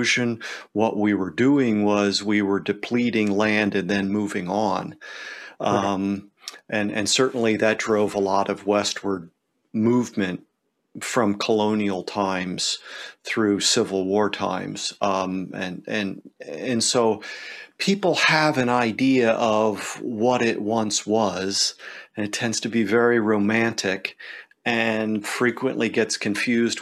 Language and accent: English; Pennsylvania, United States; growing up in Pennsylvania, you know, the great big old barns